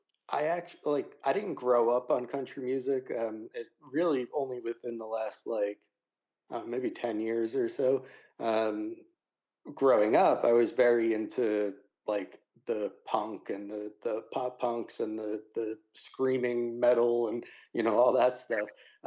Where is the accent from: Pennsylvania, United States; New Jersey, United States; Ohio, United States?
New Jersey, United States; I'm born and raised in New Jersey. Spent some time moving to different parts of the country